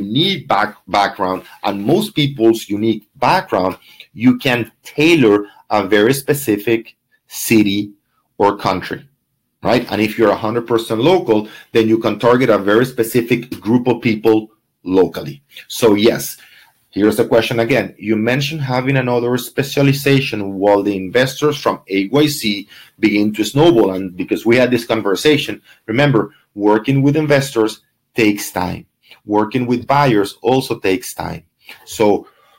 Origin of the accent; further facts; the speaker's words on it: Venezuela; now in Miami, United States; for me, Venezuelan, I work with a lot of investors from where? From Venezuela